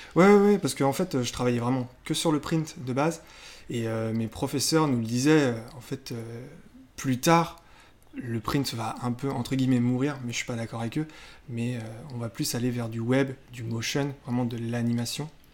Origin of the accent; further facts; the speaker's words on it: Le Mans, Pays de la Loire, France; moved away as an adult; also born or lived in Rennes; now in Nantes, France; je suis né au Mans et c'est mon travail qui m'a fait amener à Nantes